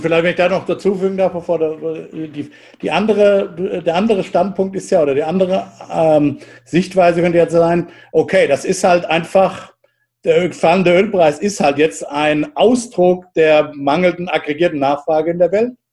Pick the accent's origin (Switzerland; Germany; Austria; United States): United States